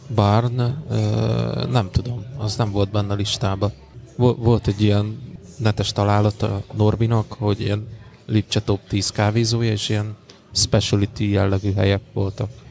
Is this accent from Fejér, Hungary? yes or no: yes; Székesfehérvár, Fejér, Hungary; van otthon Fehérváron